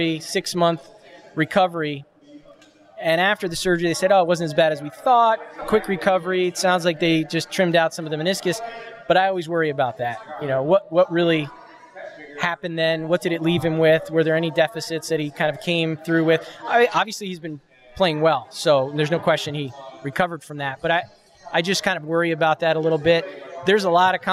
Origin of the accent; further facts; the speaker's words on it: New Jersey, United States; came back home where I grew up here in New Jersey